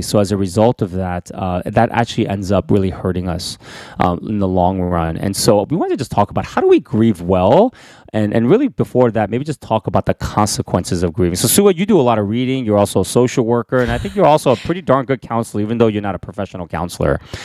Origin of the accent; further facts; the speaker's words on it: United States; I'm an, an American citizen